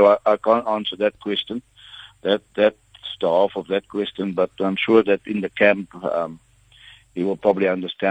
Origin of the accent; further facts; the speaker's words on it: Stellenbosch, Western Cape, South Africa; the area I come from is Stellenbosch. I come from Clutersville.